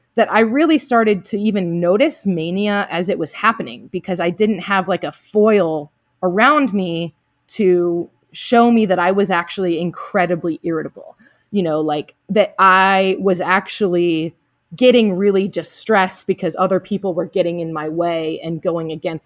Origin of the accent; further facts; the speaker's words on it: the South, United States; I'm also from the South, you know, and so being really nice and open to people is kind of a part of the culture down here